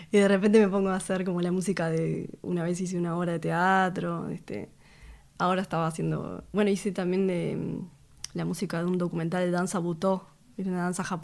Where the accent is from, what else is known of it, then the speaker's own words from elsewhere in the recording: Montevideo, Uruguay; Vengo de, del Cordón.